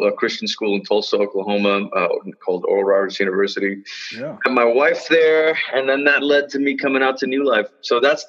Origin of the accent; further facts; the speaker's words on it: Malaysia; now in United States; I grew up in Malaysia. That's where I'm originally from. I'm a first generation immigrant.